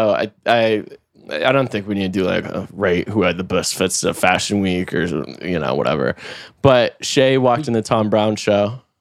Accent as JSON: {"language": "English", "region": "North Carolina", "country": "United States", "said": "I know a lot about basketball. Like I'm from North"}